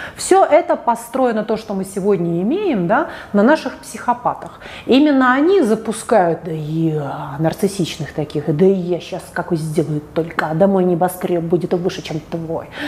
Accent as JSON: {"language": "Russian", "region": "Saint Petersburg", "country": "Russia", "said": "а я из Питера"}